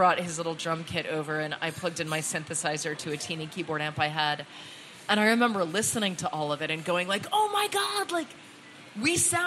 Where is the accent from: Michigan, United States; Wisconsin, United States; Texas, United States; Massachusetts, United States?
Massachusetts, United States; Lexington; Lexington, Massachusetts, my hometown